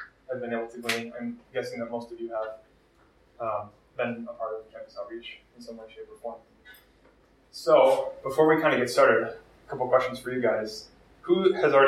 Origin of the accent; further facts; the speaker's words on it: Minneapolis, Minnesota, United States; I am from Twin Cities. I grew up kind of locally